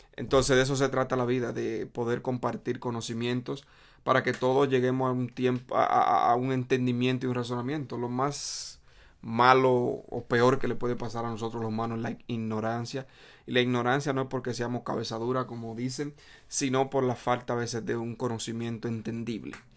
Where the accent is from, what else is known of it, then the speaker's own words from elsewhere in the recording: Dominican Republic; now in New York City, United States; soy dominicano